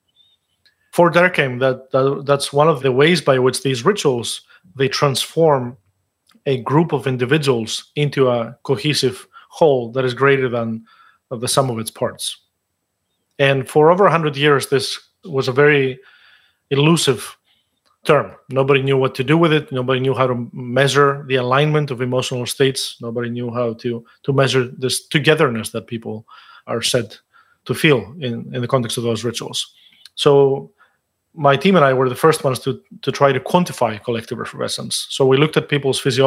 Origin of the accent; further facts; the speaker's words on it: Greece; moved away; I grew up in Greece